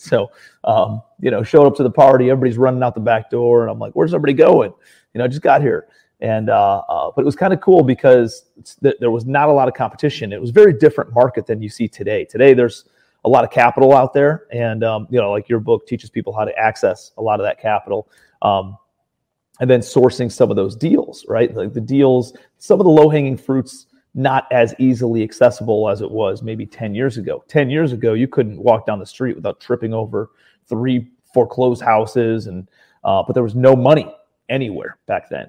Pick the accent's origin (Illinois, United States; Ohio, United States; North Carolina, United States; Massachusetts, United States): Ohio, United States; Cleveland; moved away as an adult; also born or lived in New York City / Charleston, South Carolina, United States; I'm from Ohio originally, Cleveland, Ohio